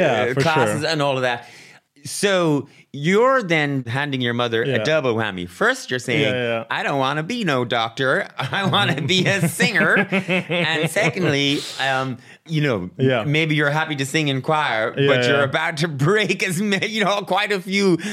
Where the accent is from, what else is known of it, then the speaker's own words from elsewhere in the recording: Mayo, Connacht, Ireland; I'm from Mayo.